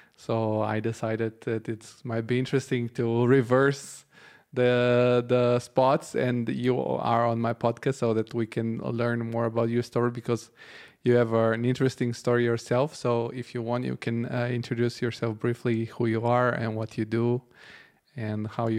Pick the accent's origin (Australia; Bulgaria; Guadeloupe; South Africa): Bulgaria; Because I know that I come from Bulgaria, where this topic, the capital versus the rest of the country, is very strong.